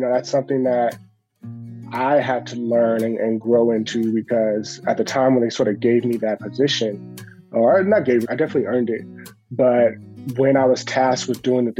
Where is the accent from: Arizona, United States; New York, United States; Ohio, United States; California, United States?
California, United States; Los Angeles; I grew up in South Central Los Angeles